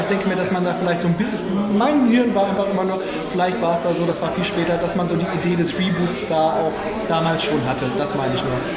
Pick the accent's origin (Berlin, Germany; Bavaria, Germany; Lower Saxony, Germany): Lower Saxony, Germany; Hameln; Heimat Hameln auch nicht so weit weg